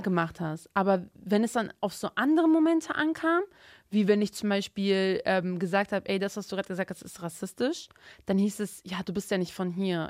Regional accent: Bremen, Germany; also born or lived in Turkey; ich komme aus Bremen. Bremen ist rot

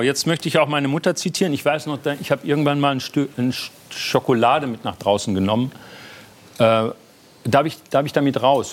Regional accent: North Rhine-Westphalia, Germany; moved away as an adult; now in Berlin, Germany; ich war dann aber auch bockig als Westfale

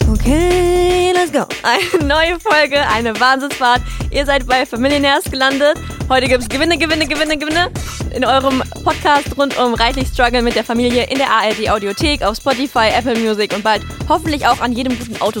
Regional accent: Bremen, Germany; bei uns in Bremen

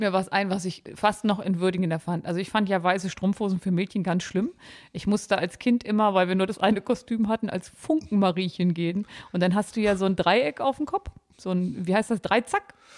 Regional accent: Harz, Lower Saxony, Germany; ich komme ja aus Niedersachsen gebürtig

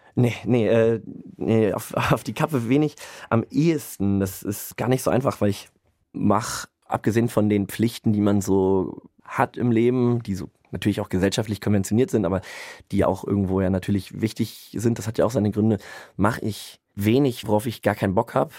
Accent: Münster, North Rhine-Westphalia, Germany; moved away as an adult; now in Bremen, Germany; ich bin aufgewachsen in Münster und halte mich da auch immer noch relativ viel auf

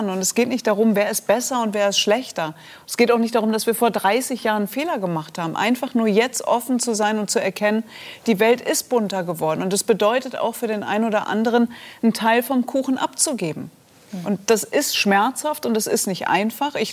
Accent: Germany; Und ich habe immer gedacht, hey, wir leben in Deutschland, was willst du? Ich bin Deutsche.

